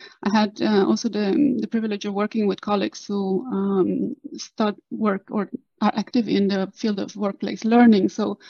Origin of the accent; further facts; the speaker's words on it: Cluj-Napoca, Cluj County, Romania; moved away as an adult; also born or lived in Netherlands; now in Oslo, Norway; I am Romanian born. I grew up and studied in Romania, in Cluj-Napoca, which is the northwestern part of Romania in the heart of Transylvania.